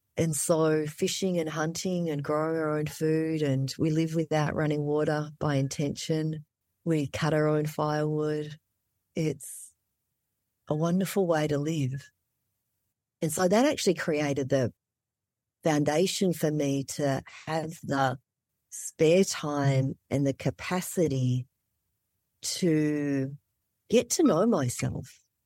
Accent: Melbourne, Victoria, Australia; born or raised there; moved away as an adult; also born or lived in Vietnam / Malaysia / Indonesia; now in Alaska, United States

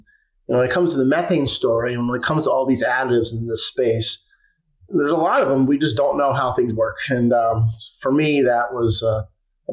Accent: New York, United States; I'm from New York. My wife is from New York

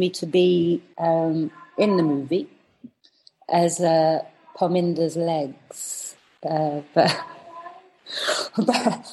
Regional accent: Preston, North West England, United Kingdom; moved away as an adult; also born or lived in Hounslow, London; now in London, United Kingdom; we went to Preston. In the north when I was very young, and I grew up there

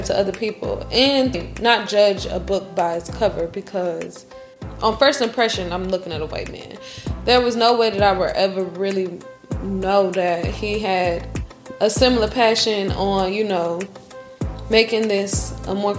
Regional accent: United States; just like all Americans

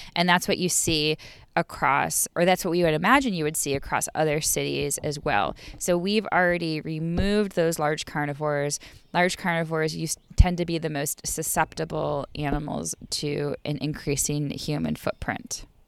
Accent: Buffalo, New York, United States; now in Raleigh, United States; I come from Buffalo, New York

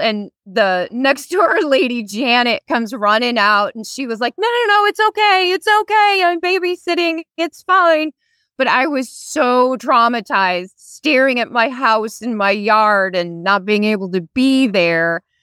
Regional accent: Wisconsin, United States; now in Virginia, United States; I am originally from Winnicotty, Wisconsin

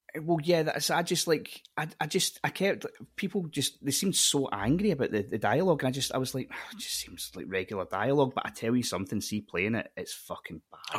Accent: Scotland, United Kingdom; as a Scottish person

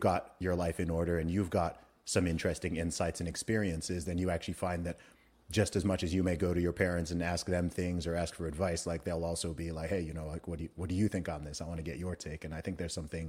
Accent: Saudi Arabia; my mom had five kids and then she went and we grew up in Saudi Arabia, right?

